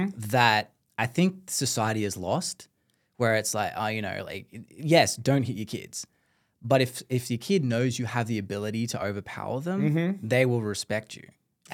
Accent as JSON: {"language": "English", "country": "Australia"}